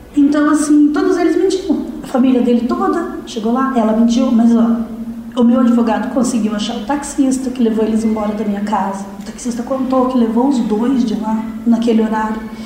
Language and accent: Portuguese; Curitiba, Paraná, Brazil; also born or lived in Ponta Grossa; now in Piraquara, Brazil; Sou natural de Curitiba, mas eu morava em Ponta Grossa